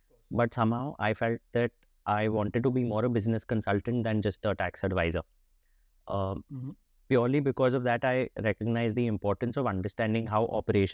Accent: Delhi, India; So I've always been in Delhi. I was born here. I grew up in Delhi. So I'm a thoroughbred Delhi guy

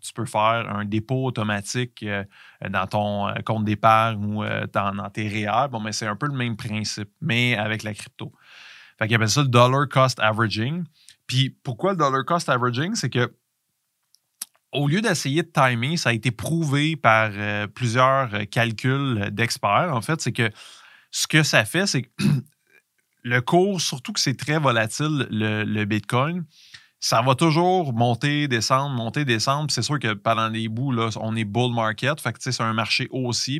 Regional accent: Canada; en tant que Canadien

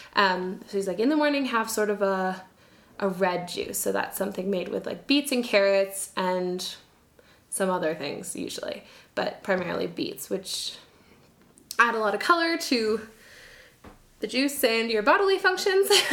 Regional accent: Canada; moved away as an adult; now in Quito, Ecuador; I'm a Canadian

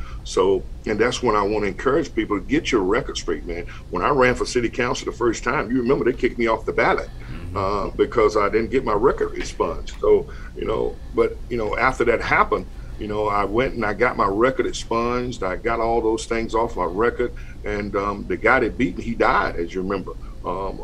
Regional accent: North Carolina, United States; moved away; a school in North Carolina in my hometown

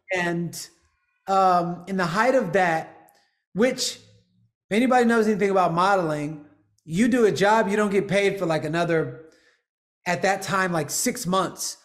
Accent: Houston, Texas, United States; also born or lived in Los Angeles, United States; now in Austin, United States

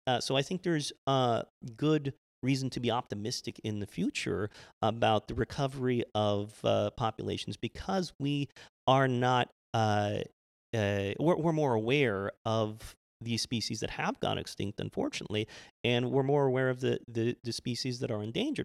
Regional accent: Arizona, United States; moved away as an adult; also born or lived in San Francisco, California; now in New York City, United States; I grew up in Arizona

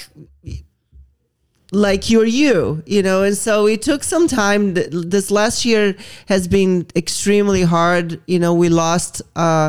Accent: Brazil; moved away; I grew up in Brazil

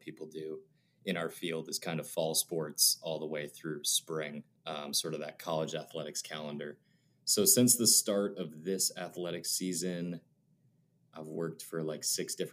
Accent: Boston, Massachusetts, United States; growing up in the Boston area

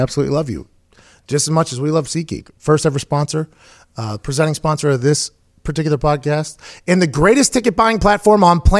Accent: Pittsburgh, Pennsylvania, United States; I grew up in Pittsburgh, which I think for a long time was actually voted like the sootiest city in the world.

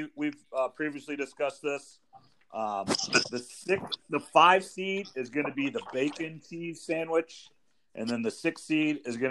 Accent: Iowa, United States; We're all native Iowans

